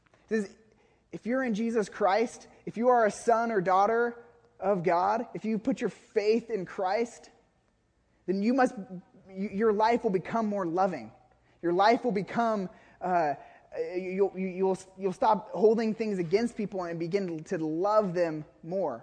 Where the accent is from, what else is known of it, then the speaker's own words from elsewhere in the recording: Woodinville, Washington, United States; moved away; also born or lived in Nicaragua; when I was growing up in Woodinville, before I moved to Nicaragua